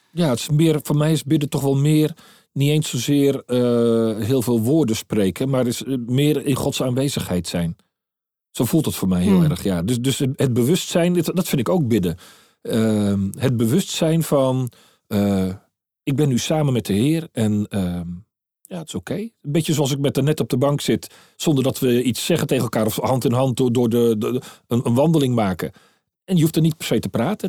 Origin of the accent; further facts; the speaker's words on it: Netherlands; now in Maastricht, Netherlands; ik als Hollander